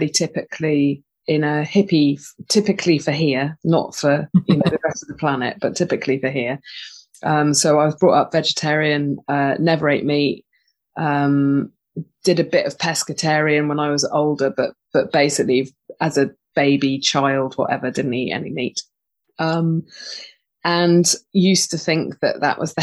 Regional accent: Totnes, South West England, United Kingdom; I was born and bred in Totnes, which is a little hippie town

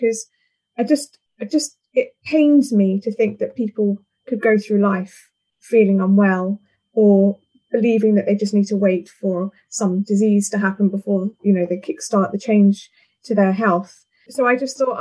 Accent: London, United Kingdom; moved away as an adult; now in St Albans, United Kingdom; I've been here 14 years, so I am actually I'm a Londoner at heart

